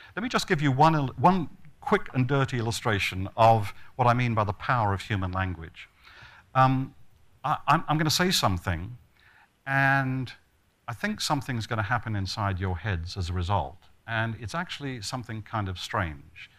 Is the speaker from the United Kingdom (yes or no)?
no; Australia; I come from Australia